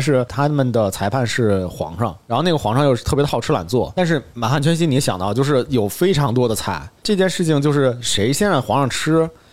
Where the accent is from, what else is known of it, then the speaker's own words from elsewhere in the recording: China; 我们中国人